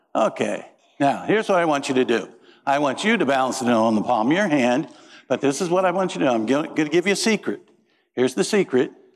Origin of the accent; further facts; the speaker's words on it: Peru, Indiana, United States; moved away; I grew up in Peru, Indiana